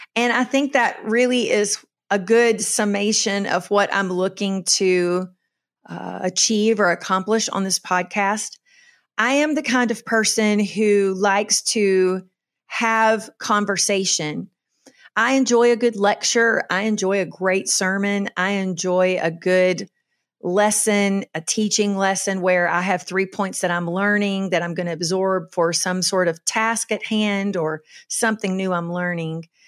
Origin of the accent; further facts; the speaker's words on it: Kentucky, United States; moved away as an adult; also born or lived in Charleston, South Carolina; now in Western North Carolina, United States; I was born and raised in Kentucky on a farm